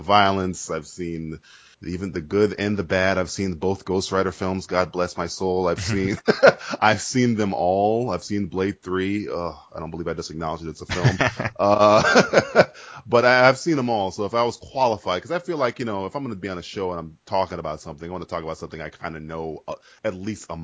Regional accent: United States

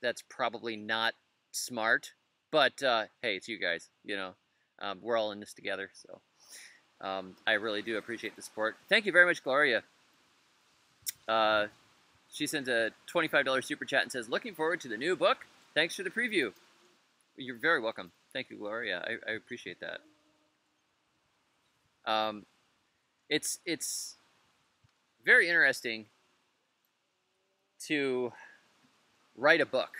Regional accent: Florida, United States; moved away as an adult; also born or lived in Tennessee; I'm a Florida native. That's my hometown

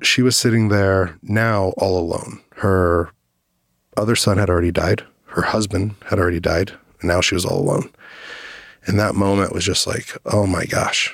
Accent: Dallas, Texas, United States; I grew up in Dallas, Fort Worth

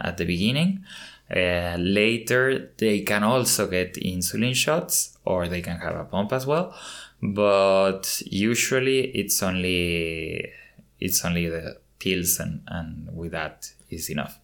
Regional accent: Mexico City, Mexico; moved away; I was born in Mexico City and I have lived in different countries uh, across many years

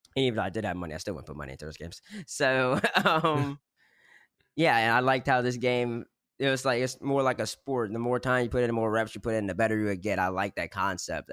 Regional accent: Baton Rouge, Louisiana, United States; I'm from Louisiana, Baton Rouge already, so I was gonna go to LSU regardless

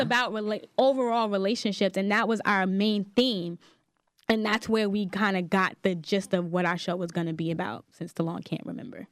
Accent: New York City, New York, United States; I'm from Staten Island, New York

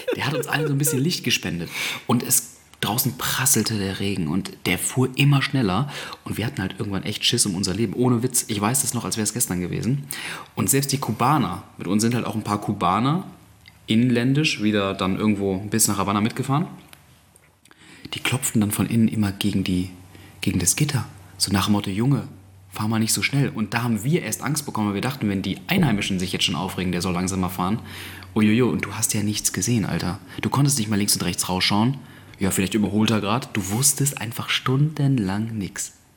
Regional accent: Germany; wir kommen aus Europa, aus Deutschland.

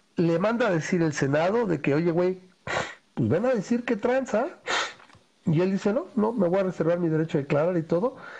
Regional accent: Mexico; pensando como mexicano

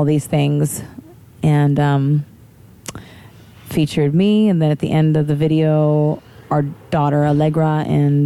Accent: Kansas, United States; moved away as an adult; also born or lived in St. John, US Virgin Islands; I am from Kansas

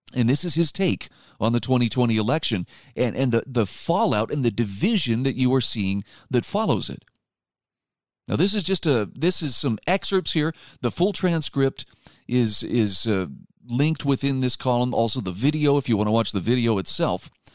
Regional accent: Utah, United States; my home state of Utah

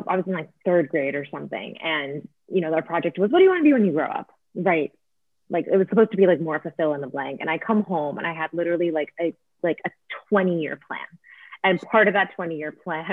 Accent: Northern New Jersey, United States; I grew up in, you know, like Northern New Jersey in a very nice suburban environment

